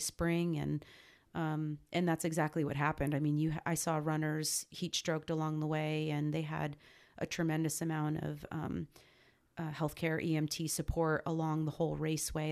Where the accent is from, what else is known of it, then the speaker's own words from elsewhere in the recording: northern New Jersey, United States; moved away as an adult; growing up in Jersey was great. I grew up in northern Jersey, so, um, real close to New York City